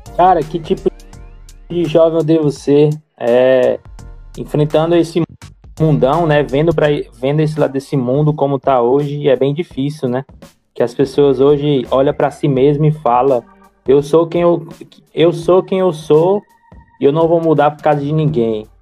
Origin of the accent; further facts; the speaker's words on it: Fortaleza, Ceará, Brazil; now in Niterói, Brazil; sou de Fortaleza, Ceará